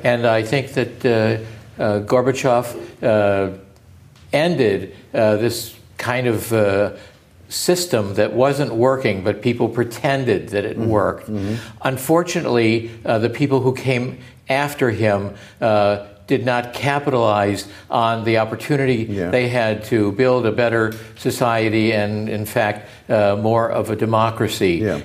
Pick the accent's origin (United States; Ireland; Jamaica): United States; As an American